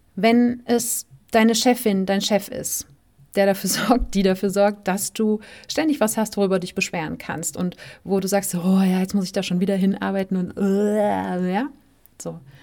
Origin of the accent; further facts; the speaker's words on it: Germany; moved away as an adult; aus dem Land, wo man aufgewachsen ist